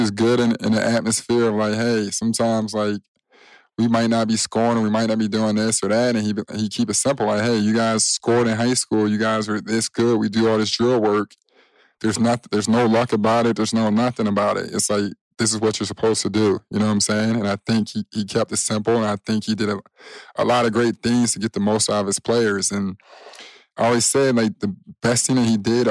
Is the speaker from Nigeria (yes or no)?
no; Chicago, Illinois, United States; I'm from Chicago